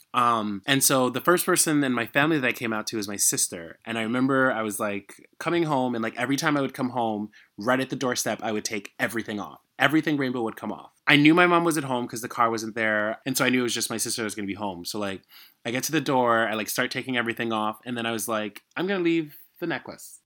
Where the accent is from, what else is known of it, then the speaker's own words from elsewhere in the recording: United States; also born or lived in Haiti; even though I was growing up in America, I was still in a Haitian